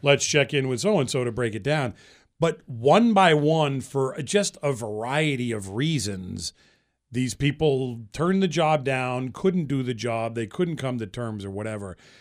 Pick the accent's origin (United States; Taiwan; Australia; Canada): United States; Central Massachusetts; moved away as an adult; also born or lived in Boston; I grew up in Massachusetts, and I've lived there my whole life, actually. I grew up in Central Mass.